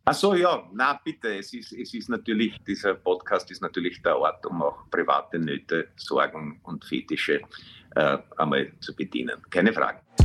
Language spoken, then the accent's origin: German; Vienna, Austria; ich bin in der Brigitte noch aufgewachsen